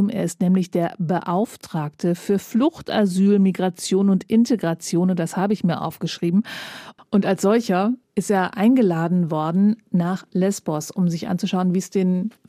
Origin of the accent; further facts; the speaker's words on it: Eritrea; German is a second language; moved away as an adult; now in Germany; ich komme aus Eritrea. Seit äh, fünf Jahren bin ich äh, in Deutschland.